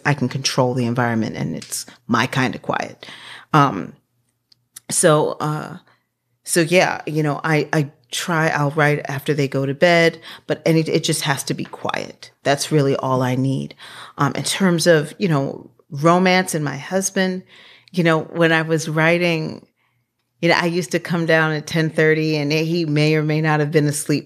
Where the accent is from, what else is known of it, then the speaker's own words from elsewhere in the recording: Washington, District of Columbia, United States; I grew up in Washington, D C at thirteenth and Park Road in the eighties